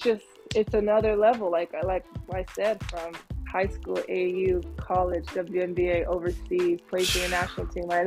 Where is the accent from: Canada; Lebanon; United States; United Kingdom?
United States; California; I was born in California